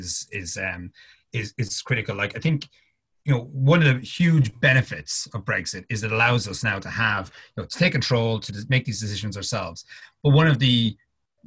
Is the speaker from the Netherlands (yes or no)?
no; Ireland; being Irish